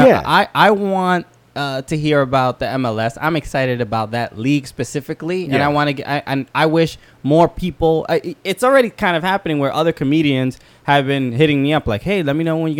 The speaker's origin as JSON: {"language": "English", "town": "New York City", "region": "New York", "country": "United States", "said": "I'm from Brooklyn."}